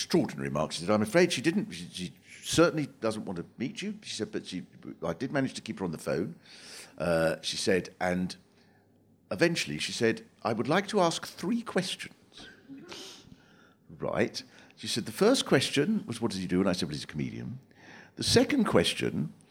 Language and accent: English; Swanley, South East England, United Kingdom; I was brought up in Swanley, which is a little sort of working class town in Kent